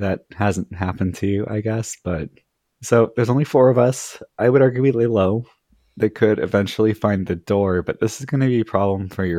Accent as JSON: {"language": "English", "region": "California", "country": "United States", "tie": "born or raised there", "said": "I grew up in California."}